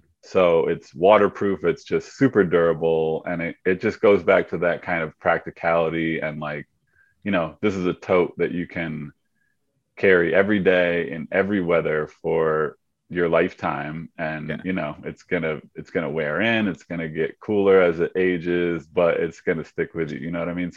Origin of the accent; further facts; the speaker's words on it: Skowhegan, Maine, United States; I grew up in Skowhegan